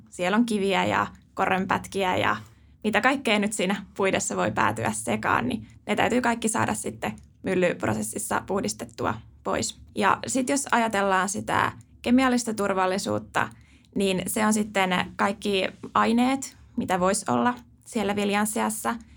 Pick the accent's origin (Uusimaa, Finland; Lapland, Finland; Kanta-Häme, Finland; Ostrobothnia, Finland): Uusimaa, Finland; Helsinki capital region; mä oon tosiaan pääkaupunkiseudulta kotoisin